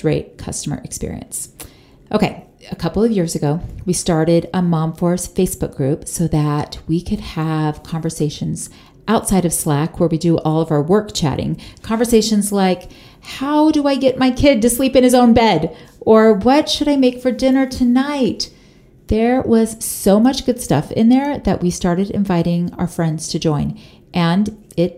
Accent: Florida, United States; moved away as an adult; now in Utah, United States; we moved our family from Florida, where I am originally from, to Utah

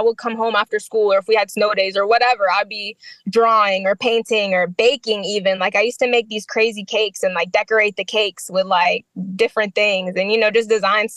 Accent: Wichita, Kansas, United States; born or raised there; also born or lived in Middle East; now in DMV area, United States

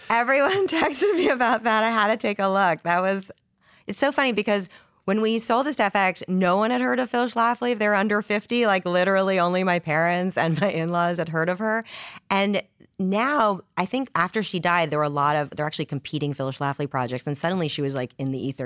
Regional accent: Canada; I, I'm and from Canada.

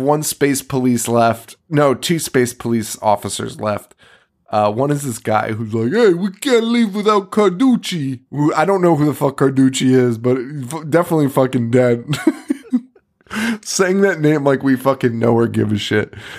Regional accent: Connecticut, United States; we're from Connecticut.

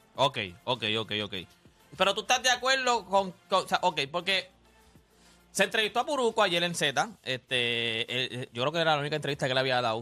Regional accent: Loíza, Puerto Rico; soy criado en Loisa

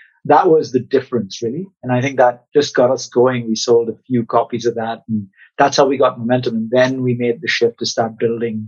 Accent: Mumbai, Maharashtra, India; I grew up in Mumbai

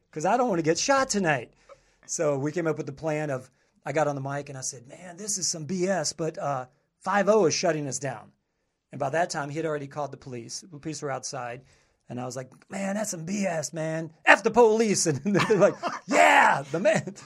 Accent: southern Kentucky, United States; moved away as an adult; also born or lived in Panama City Beach, Florida; I'm from, like, more southern Kentucky

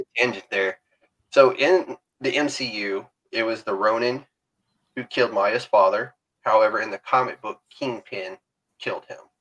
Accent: Alabama, United States; I'm from Alabama

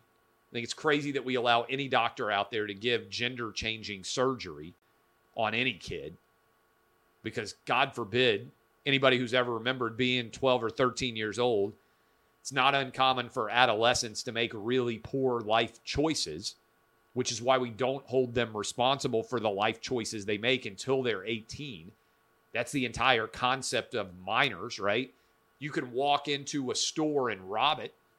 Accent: Nashville, Tennessee, United States; born and raised in Nashville, public school K through 12

